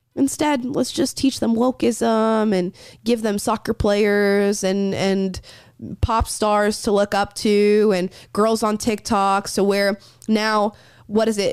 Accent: rural Florida, United States; growing up in Florida as a young kid, especially in rural Florida where I was from

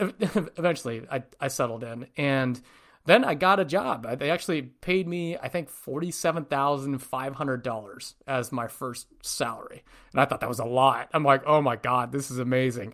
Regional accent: north of San Francisco, Northern California, United States; moved away; Born, born and raised in Northern California, just north of San Francisco, about an hour, hour and a half

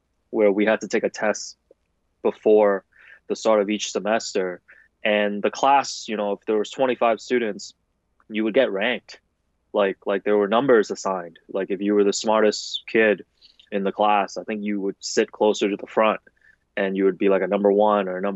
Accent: Toronto, Ontario, Canada; also born or lived in Hong Kong; I grew up in Hong Kong and I immigrated to Toronto, you know, with my family, my parents, my older sister, I think in 93. Yeah, 93. So, you know, at the time I was like 8, 9 years old

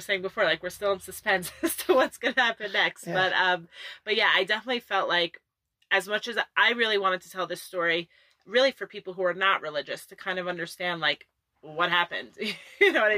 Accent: Hewlett, New York, United States; moved away as an adult; also born or lived in Woodmere, New York; now in Israel; I grew up in the Five Towns. Whoever is not familiar, it's a very large Jewish community on Long Island, New York.

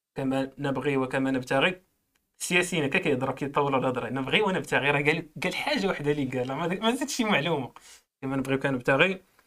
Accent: Morocco; كمغربي إيه، عندي باسبور خضر

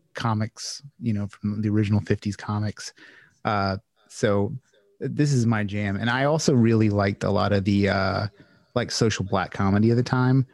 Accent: Louisiana, United States; I'm from Louisiana

